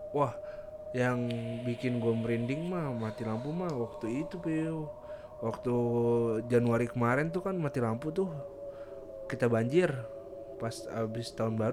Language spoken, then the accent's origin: Indonesian; South Kalimantan, Indonesia; now in Balikpapan, Indonesia; sebenarnya aku memang asli dari Kal dari Kalimantan